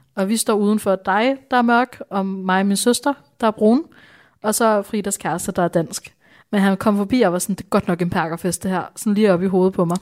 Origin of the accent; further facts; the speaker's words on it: Bornholm, Capital Region of Denmark, Denmark; also born or lived in India; Jeg voksede op på Bornholm